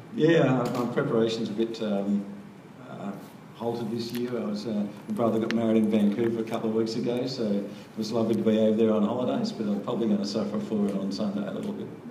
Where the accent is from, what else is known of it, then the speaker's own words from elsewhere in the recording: Canberra, Australian Capital Territory, Australia; I'm from Canberra